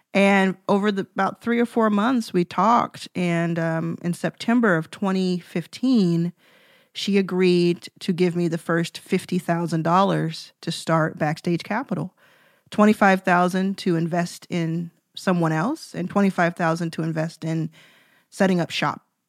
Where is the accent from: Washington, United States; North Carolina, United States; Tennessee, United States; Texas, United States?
Texas, United States; Dallas; I grew up in Dallas